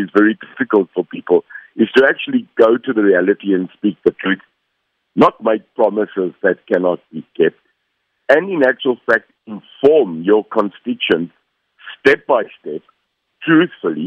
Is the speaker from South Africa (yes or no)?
yes; South Africa; I'm a South African. I'm more South African than what I think anybody can believe.